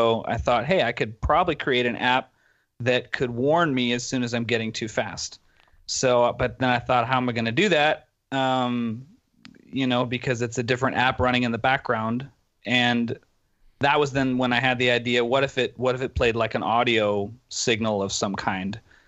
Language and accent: English; Dortmund, North Rhine-Westphalia, Germany; English is a second language; now in Berlin, Germany; And then we grew up in Dortmund, Germany, which is kind of west, central west Germany. And then when I graduated from high school, I moved to Berlin and studied computer science there.